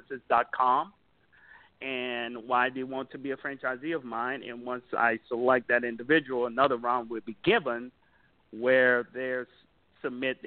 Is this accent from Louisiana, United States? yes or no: yes; Jeanerette, Louisiana, United States; from Jennerette, Louisiana, south of Lafayette, called Cajun Country. That's where I started off